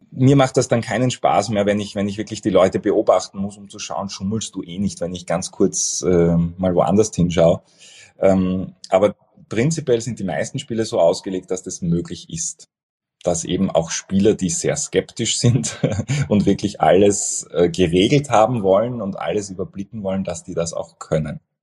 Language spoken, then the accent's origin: German; Vienna, Austria; ich bin, bin ein Wiener